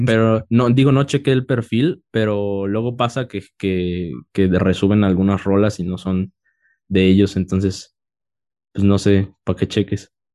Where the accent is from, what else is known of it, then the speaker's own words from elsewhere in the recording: Oaxaca, Mexico; Yo soy de Oaxaca y, ahorita estamos en, la Ciudad de México, pero, pero soy de Oaxaca